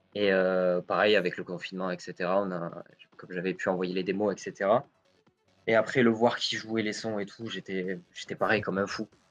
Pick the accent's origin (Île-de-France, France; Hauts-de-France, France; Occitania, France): Occitania, France; near Cap d'Agde; Moi, je suis du sud de la France, à côté du Cap d'Agde